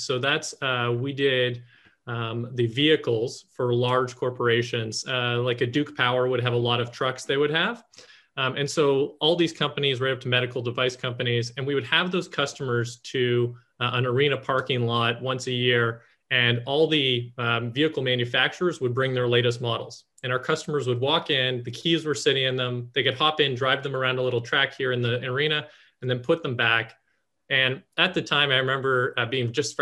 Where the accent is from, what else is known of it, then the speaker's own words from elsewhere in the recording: Canada; moved away; also born or lived in North Carolina; I was originally from Canada, moved down to North Carolina.